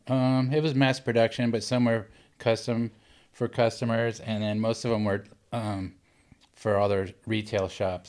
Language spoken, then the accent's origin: English; Laguna Beach, California, United States; I grew up in Laguna Beach.